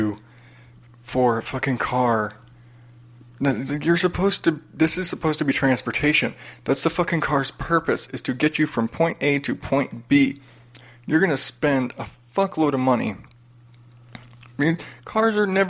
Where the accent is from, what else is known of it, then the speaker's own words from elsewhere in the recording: United States; born and raised in America, you know, half Mexican, half Irish